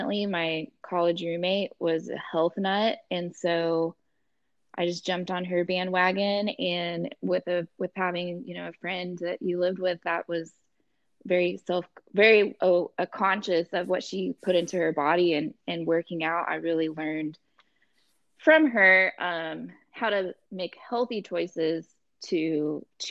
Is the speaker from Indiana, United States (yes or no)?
no; Texas, United States; moved away as an adult; also born or lived in College Station, Texas / Houston, Texas; growing up in a small town